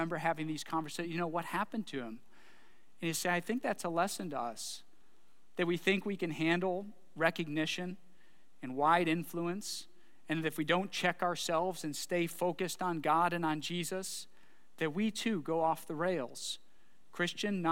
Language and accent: English; Bedford, Ohio, United States; I was born in Bedford Hospital, spent a lot of my childhood there.